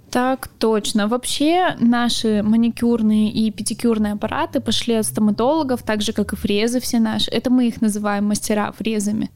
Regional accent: Primorsky Krai, Russia; moved away; я родом вообще из Приморского края.

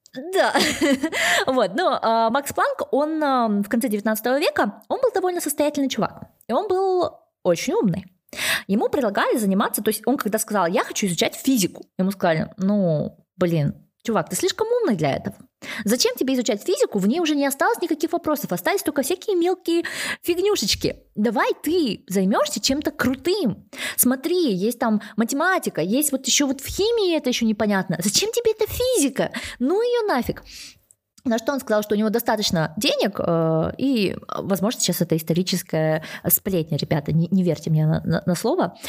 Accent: Kazakhstan; я сама из Казахстана

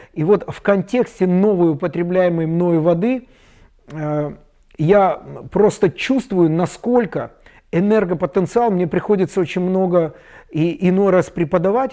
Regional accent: Chișinău, Moldova; у себя в Кишиневе, я из Молдавии

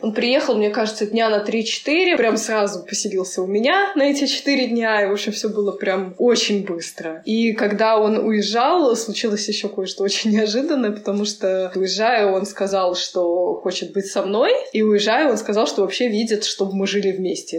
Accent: Saint Petersburg, Russia; moved away as an adult; now in Moscow, Russia; Я из Санкт-Петербурга, там я родилась и выросла. И уже последние 10 лет я живу в Москве

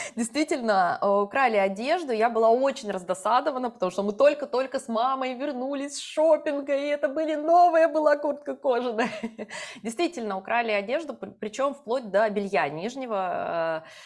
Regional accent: Yoshkar-Ola, Mari El, Russia; moved away as an adult; also born or lived in Moscow; когда я приезжала из Москвы в Ешкаралу, маленький город, ну, у нас сейчас, наверное, 1300 человек всего

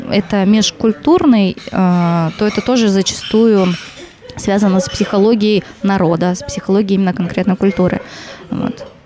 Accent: Khabarovsk, Khabarovsk Krai, Russia; я вообще приехала сюда из Хабаровска, и я подавала в несколько вузов в разных городах.

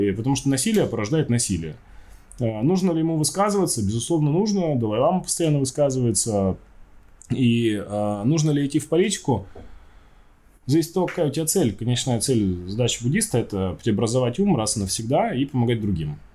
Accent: Chelyabinsk, Chelyabinsk Oblast, Russia; Я родом из Челябинска, у нас там одни тюрьмы

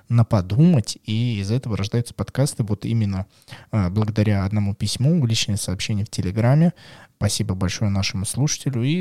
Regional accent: Moscow, Russia; Я москвичка, и огромное количество мест

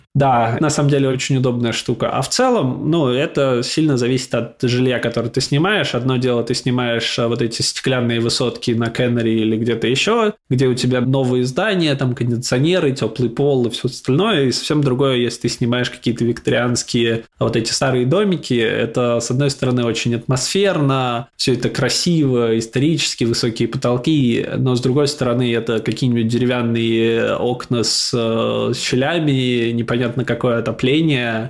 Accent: Samara, Samara Oblast, Russia; moved away as an adult; also born or lived in Moscow, Russia; now in London, United Kingdom; изначально я из Самары родом, там прожил большую часть жизни

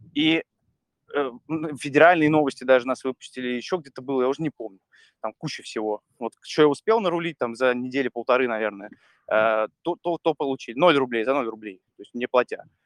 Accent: Saint Petersburg, Russia; moved away as an adult; я из Питера родом, я как бы жил там до 31

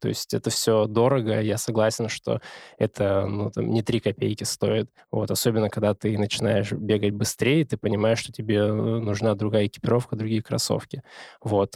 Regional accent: Omsk, Omsk Oblast, Russia; moved away as an adult; now in Moscow, Russia; У нас хорошая хоккейная команда в Омске

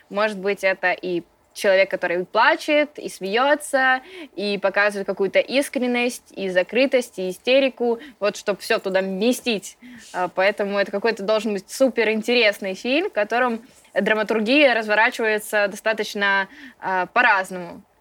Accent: Ukraine; Родом я с Украины. Папа у меня с Украины.

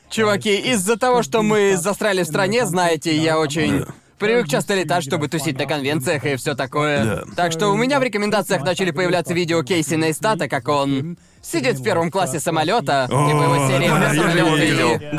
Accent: United Kingdom; also born or lived in Thailand; я на сто процентов таец, но я вырос в Великобритании.

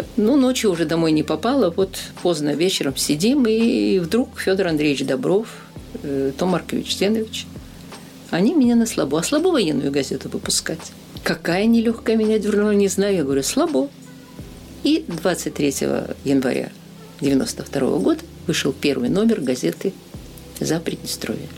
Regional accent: Sakhalin Oblast, Russia; moved away as an adult; also born or lived in Sovetsk, Kaliningrad Oblast, Russia; now in Transnistria; Выросла на Сахалине

